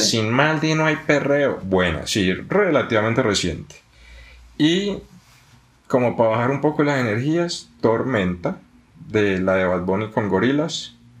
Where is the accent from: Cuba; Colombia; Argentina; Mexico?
Colombia; Buga, Valle del Cauca; yo soy de Buga, Buga es una ciudad muy pequeña